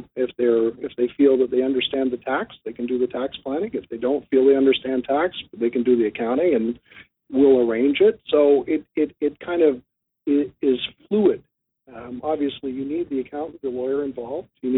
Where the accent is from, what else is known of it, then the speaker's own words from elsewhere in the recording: Canada; also born or lived in southwestern Ontario; I'm in southwestern Ontario. I'm a Canadian